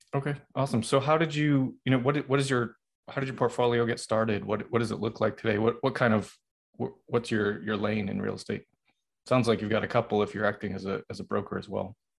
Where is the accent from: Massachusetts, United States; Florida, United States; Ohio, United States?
Massachusetts, United States; Boston; that's where that's my hometown